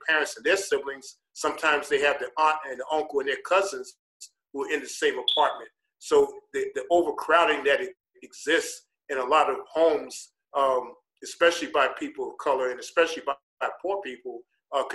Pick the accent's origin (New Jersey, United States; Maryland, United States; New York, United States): New York, United States; New York City; moved away as an adult; now in Chicago, United States; I grew up poor in New York City